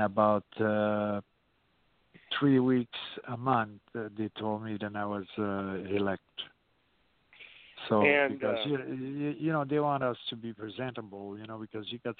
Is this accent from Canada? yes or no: yes; Canada; moved away as an adult; also born or lived in California; now in Georgia, United States; I still call home California, but right now I'm in Georgia, and I'm from Canada, and I've been here for like close to 40 some years